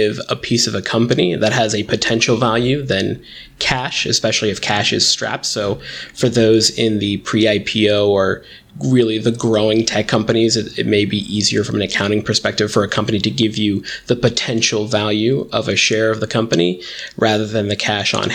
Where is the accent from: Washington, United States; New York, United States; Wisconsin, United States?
New York, United States; Westchester; I grew up in the Westchester, New York area.